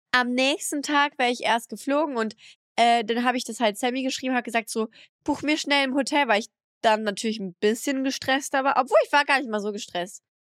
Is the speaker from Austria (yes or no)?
no; France; now in Germany; ich bin in meine Heimat angekommen